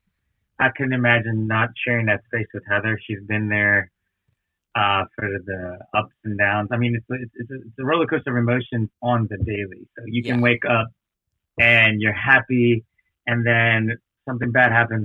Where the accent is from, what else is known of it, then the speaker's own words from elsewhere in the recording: Kenner, Louisiana, United States; also born or lived in New Orleans; I was born in New Orleans, but I was raised in Kenner, Louisiana